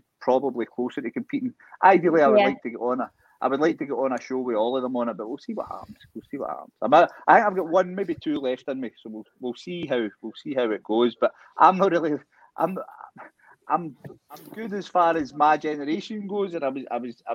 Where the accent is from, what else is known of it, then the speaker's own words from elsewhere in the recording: Scotland, United Kingdom; I'm Scottish